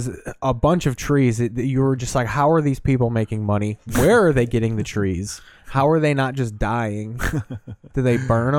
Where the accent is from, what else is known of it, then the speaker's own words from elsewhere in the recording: Chicago suburbs, Illinois, United States; We want to be actual Chicago so bad in the Chicago suburbs.